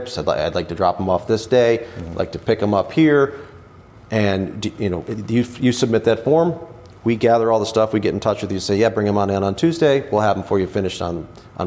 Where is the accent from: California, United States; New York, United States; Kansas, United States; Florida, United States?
New York, United States; Western; moved away as an adult; also born or lived in Richmond, Virginia; now in Washington, D.C. area, United States; I'm from Western New York originally